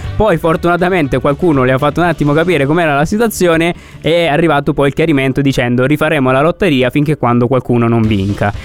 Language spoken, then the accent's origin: Italian; Apulia, Italy